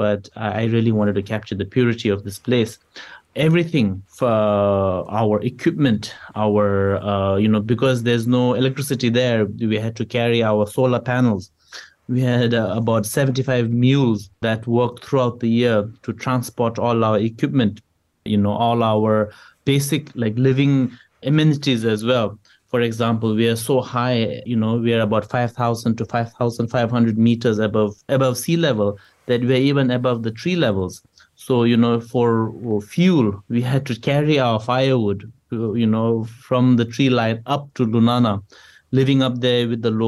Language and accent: English; Bhutan; whenever I tell people I'm from Bhutan